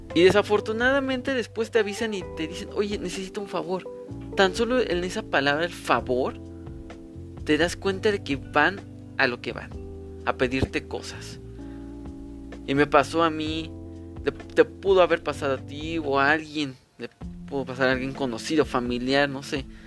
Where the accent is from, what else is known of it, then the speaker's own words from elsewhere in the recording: Mexico City, Mexico; soy de la Ciudad de México